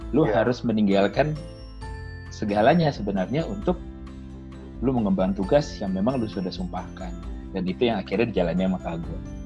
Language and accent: Indonesian; West Java, Indonesia; daerah gue boleh ya di di Jawa Barat